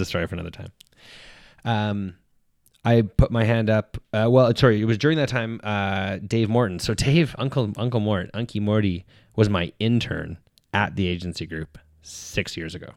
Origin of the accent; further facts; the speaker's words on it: Edmonton, Alberta, Canada; I'm from Edmonton, where, uh, in my last year of high school